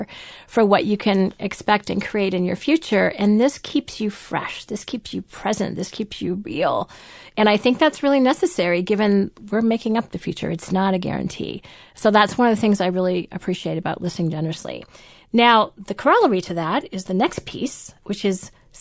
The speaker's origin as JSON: {"language": "English", "country": "Canada", "said": "We're also Canadian"}